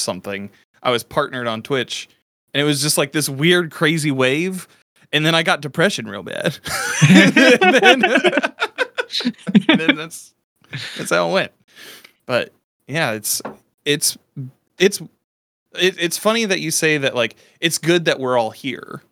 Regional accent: Midwest, United States; I grew up in the Midwest

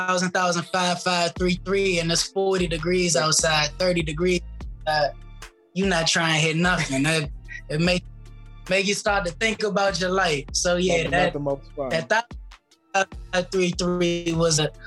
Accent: Glenarden, Maryland, United States; I got Glenarden in my veins. I grew up in Glenarden

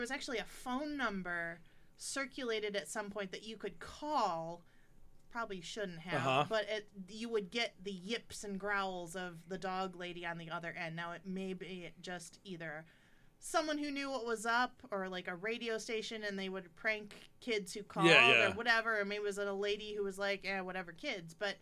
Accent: Monroe, Michigan, United States; I grew up in Monroe, Michigan.

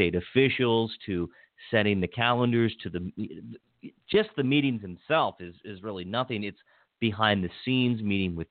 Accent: Washington County, Maryland, United States; where I grew up in Washington County

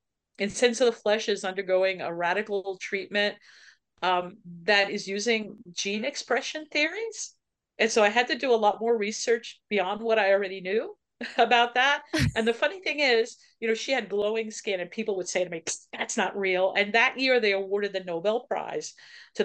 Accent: Levittown, New York, United States; I grew up in Levittown

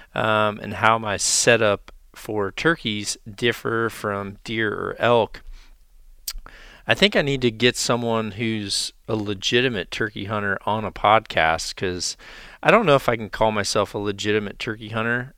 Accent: the South / Mississippi Delta, United States; now in Iowa, United States; how I grew up turkey hunting. Uh, down in the South or in the Mississippi Delta

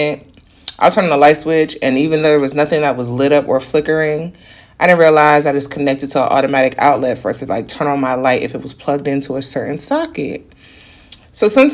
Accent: New York, United States; as a New Yorker

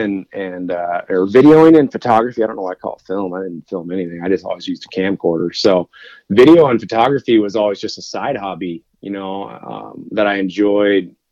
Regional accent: Oregon, United States; I grew up in Oregon

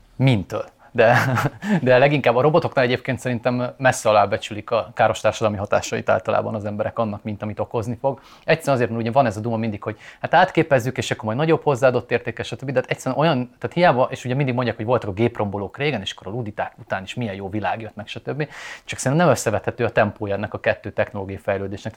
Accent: Eastern Hungary, Hungary; azért picit keleti vagyok, de nem annyira

